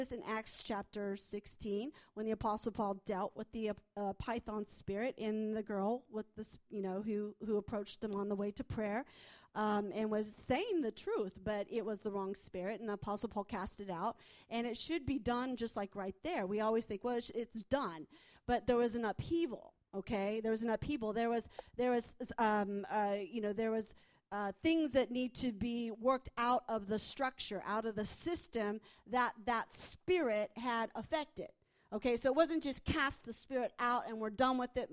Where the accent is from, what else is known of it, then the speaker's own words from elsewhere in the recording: United States; I'm from the States